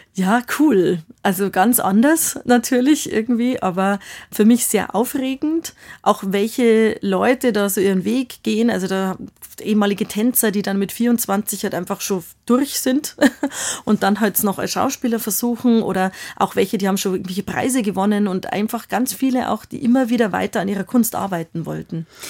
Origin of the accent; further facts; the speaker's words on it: Bavaria, Germany; accent: Bavarian; first language Bavarian; also born or lived in Munich; ich war ja vom Land und ich habe vor allem Dingen bayerisch gesprochen und natürlich, ich habe Germanistik studiert, aber so meine Muttersprache war einfach immer das Bayerische